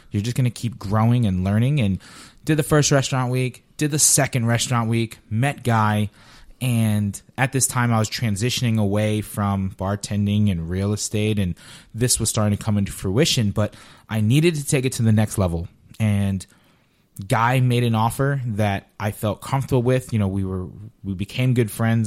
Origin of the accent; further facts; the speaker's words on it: Paterson, New Jersey, United States; also born or lived in Queens, New York / Harrison, New Jersey / Bloomfield, New Jersey; now in Southwest Florida, United States; I grew up in, you know, New Jersey, yeah, Patterson, Harrison, Bloomfield